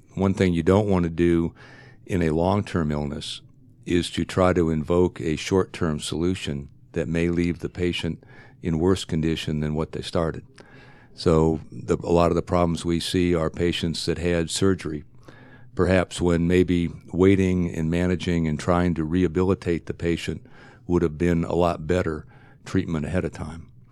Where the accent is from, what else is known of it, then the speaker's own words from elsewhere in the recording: Ohio, United States; moved away as an adult; I grew up in Ohio, went to medical school in Ohio